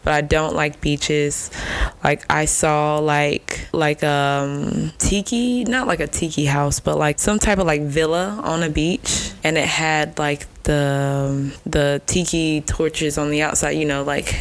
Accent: Nigeria; being Nigerian

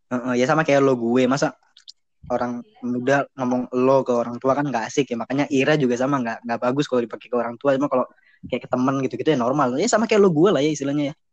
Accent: Cirebon, West Java, Indonesia; kita kan juga dari Cirebon mau mau nggak bukan mau banggain Cirebon sih

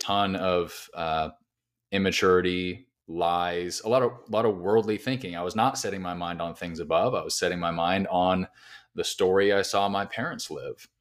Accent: Southern California, United States; moved away as an adult; now in Nashville, United States; I'm originally from Southern California. I moved to Nashville about five and a half years ago

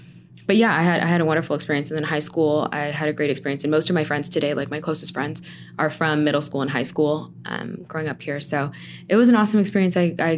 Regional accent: San Bernardino, California, United States; I am from the community. I grew up in San Bernardino. I went to San Bernardino schools like my whole life. I went to Richardson and then Cajon High School.

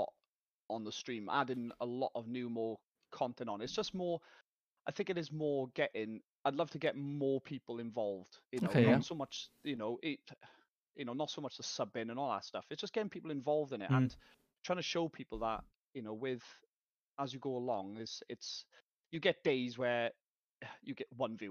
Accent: South Wales, United Kingdom; I'm from Wales, South Wales.

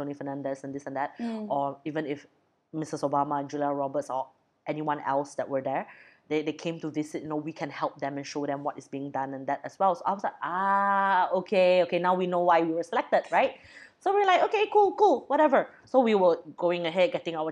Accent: Brunei; I'm from Brunei.

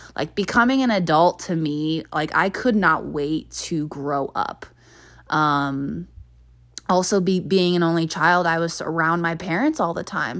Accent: near Denver, Colorado, United States; also born or lived in Hawaii; I went to University of Colorado, Denver, and that was only fifteen, twenty minutes from my hometown.

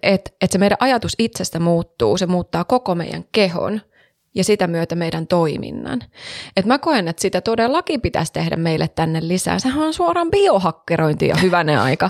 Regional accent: Savonia, Finland; Savossa, mun pitää viedä sut sinne, mistä mä oon kotoisin

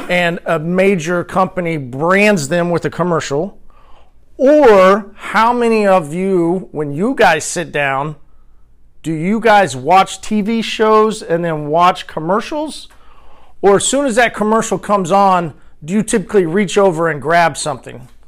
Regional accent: Tulsa, Oklahoma, United States; Uh, I'm from Tulsa, Oklahoma.

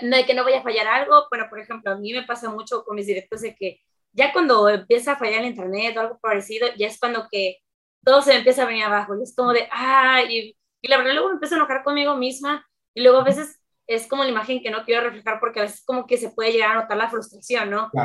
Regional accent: Veracruz, Mexico; tengo 24 años, soy de Veracruz

